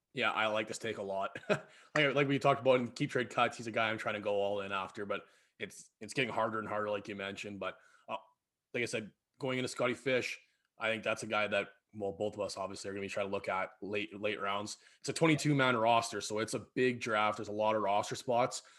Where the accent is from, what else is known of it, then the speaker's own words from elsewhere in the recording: Battleford, Saskatchewan, Canada; now in Prince Albert, Canada; I grew up in Battleford there